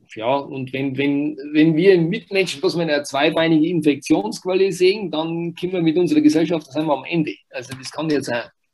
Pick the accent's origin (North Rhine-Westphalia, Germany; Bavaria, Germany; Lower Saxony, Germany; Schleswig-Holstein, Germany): Bavaria, Germany; Wurz; ich bin im Wurz aufgewachsen, Wurz, äh, Gemeinde Büchersreuth, also ein kleines Dorf